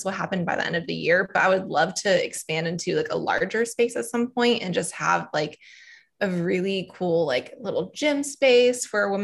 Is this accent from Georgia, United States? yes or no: yes; Atlanta, Georgia, United States; moved away as an adult; now in Wilmington, United States; I'm from Atlanta, Georgia